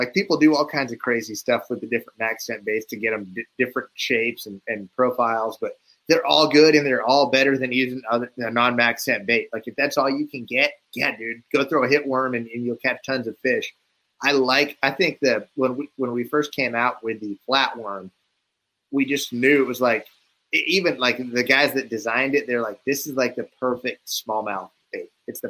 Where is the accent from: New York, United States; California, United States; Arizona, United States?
Arizona, United States; I'm not from the coast, I guess. I'm from Arizona, Western guy.